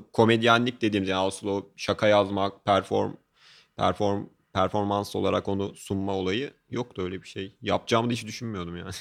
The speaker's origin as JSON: {"language": "Turkish", "region": "Ankara", "country": "Turkey", "tie": "born or raised there", "said": "ben çok başarı şey bir dolu bir lisede büyüdüm. Ee, işte Ankara'da Gazi Anadolu Lisesi"}